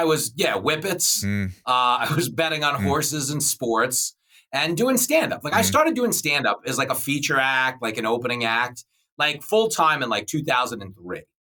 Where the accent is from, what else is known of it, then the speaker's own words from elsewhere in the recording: Levittown, New York, United States; But yes, I grew up in Levittown. I started driving a cab and doing stand-up.